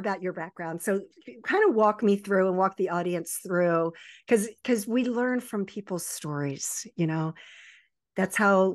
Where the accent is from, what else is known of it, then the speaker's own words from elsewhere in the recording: Baltimore, Maryland, United States; also born or lived in Virginia Beach, Virginia; I was born in Virginia Beach and raised in the Baltimore Annapolis area